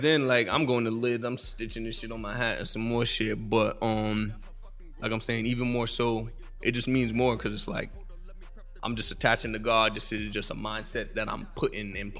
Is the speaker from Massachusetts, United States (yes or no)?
yes; Boston, Massachusetts, United States; accent: Haitian; I'm from Dorchester